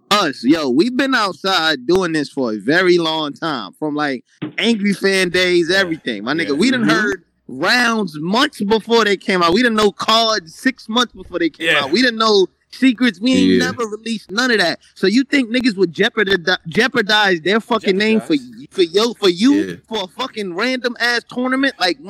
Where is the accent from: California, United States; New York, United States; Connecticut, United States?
New York, United States; Brooklyn; Yo, listen, man. I'm here from Brooklyn.